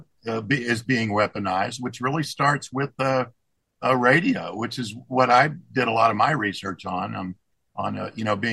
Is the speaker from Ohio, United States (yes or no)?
no; Texas, United States; moved away as an adult; also born or lived in Germany / Baltimore / Szczecin, Poland; I'm from Texas.